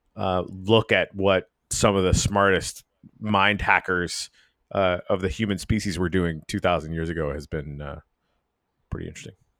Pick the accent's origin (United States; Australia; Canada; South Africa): Canada; Canadian Arctic; moved away; I'm from the Canadian Arctic